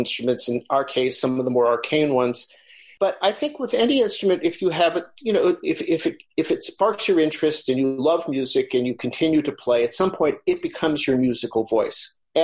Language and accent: English; Los Angeles, California, United States; I grew up in Los Angeles